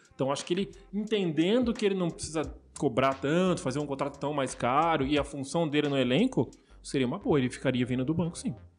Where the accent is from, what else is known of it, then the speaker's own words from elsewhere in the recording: Brazil; como brasileiro aqui